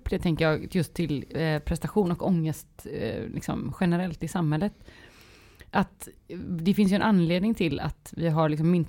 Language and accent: Swedish; Västra Götaland, Sweden; accent: Gothenburg; Men det är också för att jag pratar göteborgska.